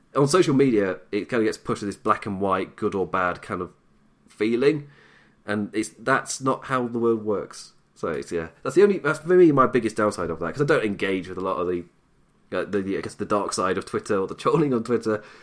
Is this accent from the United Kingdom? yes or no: yes; England, United Kingdom; I'm British, I'm English.